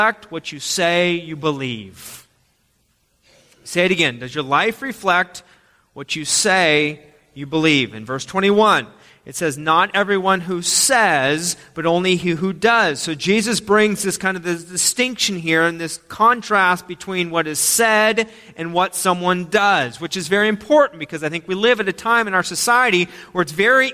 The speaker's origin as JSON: {"language": "English", "country": "United States", "said": "as Americans"}